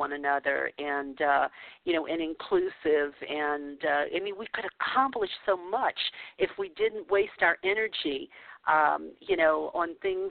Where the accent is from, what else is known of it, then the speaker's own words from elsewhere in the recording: New Orleans, Louisiana, United States; moved away as an adult; now in California, United States; I came up in New Orleans, and I was 30 years old before I moved to California